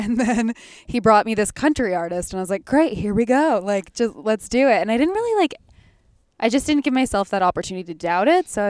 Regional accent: Winnipeg, Manitoba, Canada; he was someone I used to listen to all the time when I was like growing up in Winnipeg.

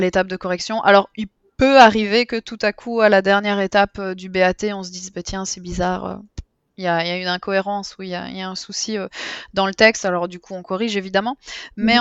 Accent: Belgium; je suis belge

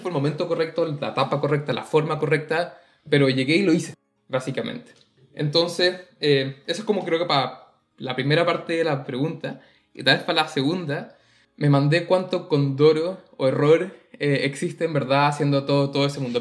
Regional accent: Chile; moved away as an adult; nosotros nos encanta decir que salimos de Chile

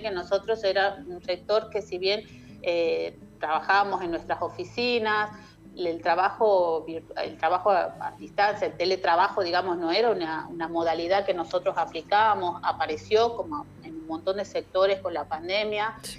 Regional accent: Tucumán, Argentina; yo soy de Tucumán

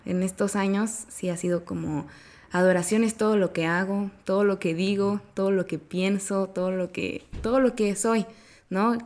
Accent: Oaxaca, Mexico; moved away as an adult; now in Querétaro, Mexico; vivo en Querétaro desde hace cuatro años, pero yo soy de Oaxaca

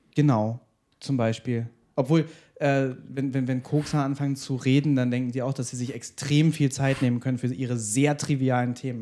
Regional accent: Germany; ich bin Deutscher

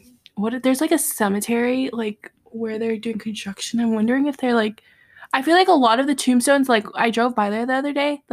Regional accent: Miami, Florida, United States; born there; My go-to used to be that I was born in Miami.

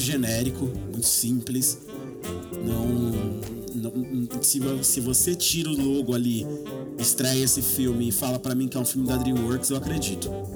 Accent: Brazil; nós brasileiros

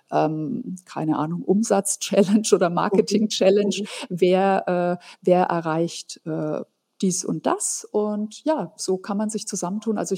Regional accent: Fürth, Bavaria, Germany; aus der Stadt, wo ich herkomme. Das ist die Kleeblattstadt Fürth bei Nürnberg.

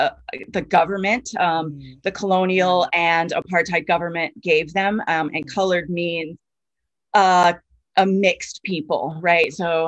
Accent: New York City, New York, United States; I was originally born and raised in New York City in like what the neighborhood that is called Duke Ellington Heights.

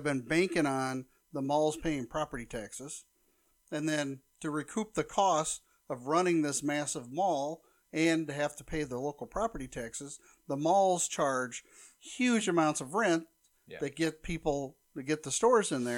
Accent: Nebraska, United States; growing up in Nebraska

